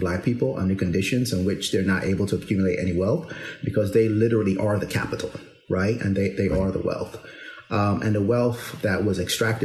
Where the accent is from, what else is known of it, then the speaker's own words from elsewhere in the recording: Barbados; moved away; also born or lived in New York City, United States; I'm originally from Barbados, went to school in, public school systems in New York City, as well as in Barbados